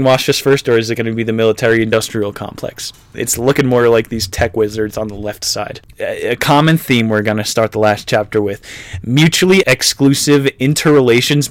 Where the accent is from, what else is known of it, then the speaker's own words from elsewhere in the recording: New Jersey, United States; I was a New Jerseyite for 18 years of my life